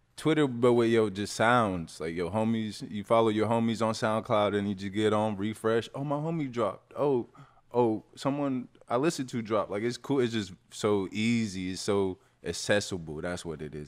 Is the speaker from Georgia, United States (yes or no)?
yes; Kennesaw, Georgia, United States; I'm from Kennesaw